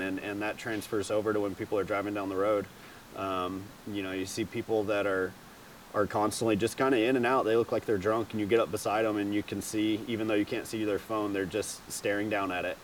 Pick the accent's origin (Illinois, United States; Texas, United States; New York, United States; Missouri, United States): Texas, United States; Greenville; I'm from Greenville, Texas